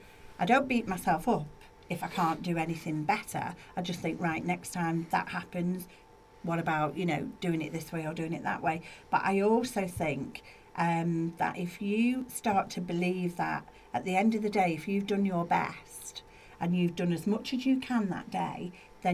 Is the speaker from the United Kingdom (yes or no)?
yes; Manchester, North West England, United Kingdom; moved away; I am from Manchester originally